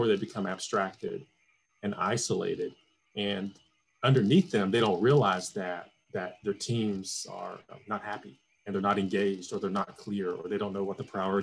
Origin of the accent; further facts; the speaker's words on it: Atlanta, Georgia, United States; moved away; I'm from Atlanta originally